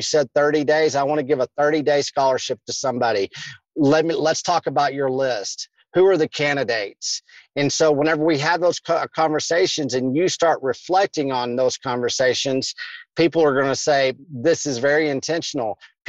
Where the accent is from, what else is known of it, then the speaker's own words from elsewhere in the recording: Kentucky, United States; But what I did is I grew up in Kentucky.